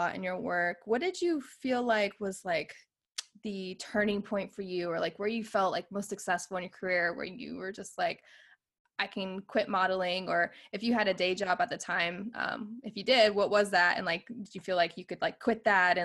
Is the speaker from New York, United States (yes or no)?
no; Virginia Beach, Virginia, United States; now in California, United States; my husband and I were originally from the East Coast. We're actually from Virginia Beach, Virginia